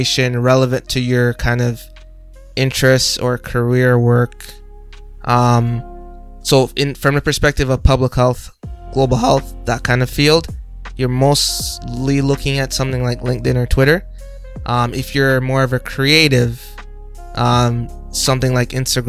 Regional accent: Jamaica; now in Canada; I'm from Jamaica

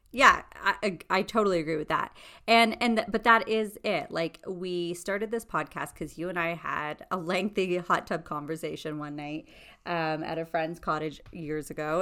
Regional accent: Toronto, Ontario, Canada; we're two girls from Scarborough, Ontario

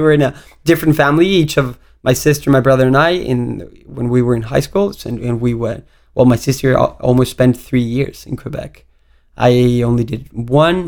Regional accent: Cancun, Quintana Roo, Mexico; also born or lived in Mexico City; I was born in Mexico City, and uh, then uh, when I was ten, my mother moved to Cancun.

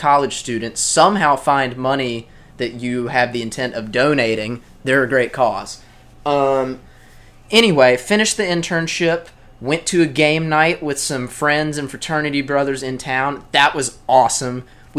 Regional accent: Brookhaven, Mississippi, United States; I went back to my hometown of Brookhaven, Mississippi, and I'd mostly been chilling there.

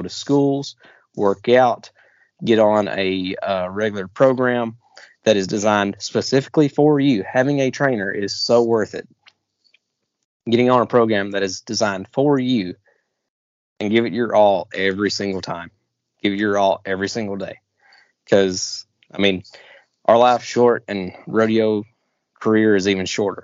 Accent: Southeast, United States; growing up in the Southeast and not being in a rodeo family

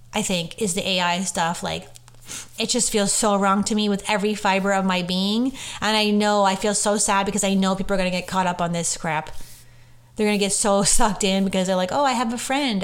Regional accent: Orangeville, Ontario, Canada; moved away; Orangeville, which is my hometown

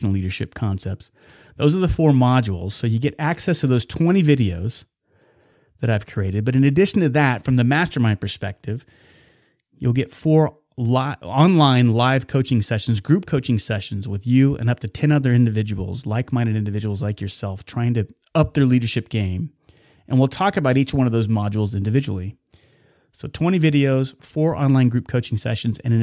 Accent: Wichita, Kansas, United States; I was born and raised in Wichita and lived just outside of it

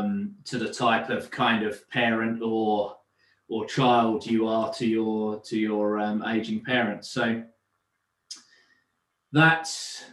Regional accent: London, United Kingdom; So father was born and raised in London, and consequently so was I, but travelled back a lot, you know, through my youth.

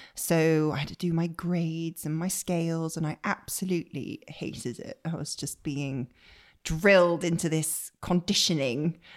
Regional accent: Bristol, South West England, United Kingdom; moved away as an adult; also born or lived in Leeds; now in London, United Kingdom; I grew up in Bristol

